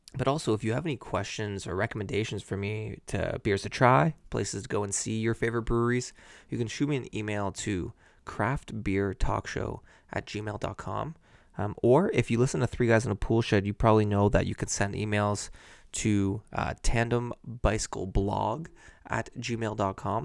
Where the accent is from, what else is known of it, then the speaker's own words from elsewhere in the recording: Burlington, Ontario, Canada; also born or lived in Oakville; I'm from Burlington.